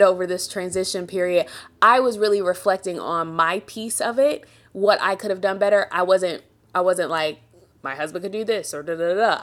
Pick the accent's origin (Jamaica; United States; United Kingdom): Jamaica; I'm a Jamaican